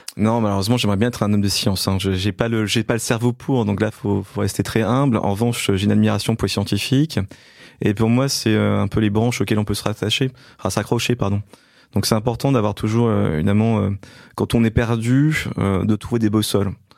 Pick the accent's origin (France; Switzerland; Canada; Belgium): France; Belfort, Bourgogne-Franche-Comté; je suis né en fait à Belfort, donc dans l'est de la France